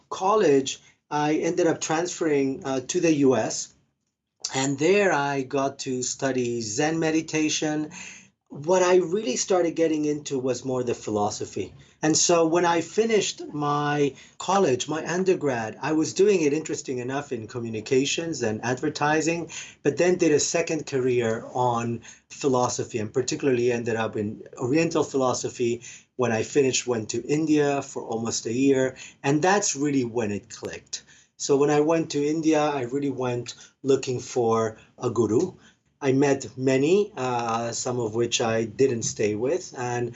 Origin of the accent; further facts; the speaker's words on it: Argentina; moved away; I'm originally from Argentina